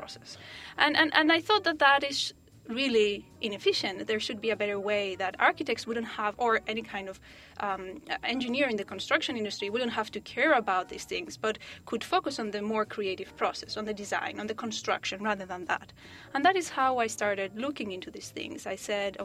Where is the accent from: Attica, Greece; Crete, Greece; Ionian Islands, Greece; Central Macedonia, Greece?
Ionian Islands, Greece; Corfu; moved away; I was working as an architect in an island in Greece, where it's my hometown, Corfu